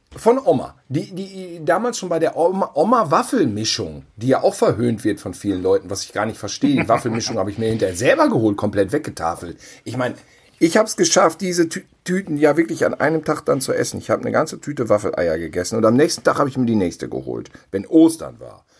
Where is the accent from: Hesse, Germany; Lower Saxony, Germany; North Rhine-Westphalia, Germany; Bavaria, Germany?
North Rhine-Westphalia, Germany; Gütersloh; born or raised there; now in Cologne, Germany